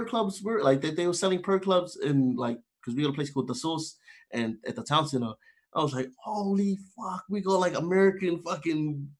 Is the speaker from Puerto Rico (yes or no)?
no; South Auckland, Auckland, New Zealand; born there; I was born in South Auckland.